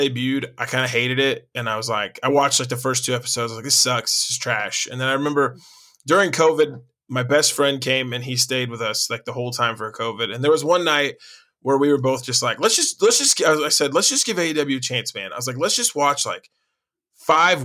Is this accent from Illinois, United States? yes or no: yes; Carbondale, Illinois, United States; I'm from Carbondale, Illinois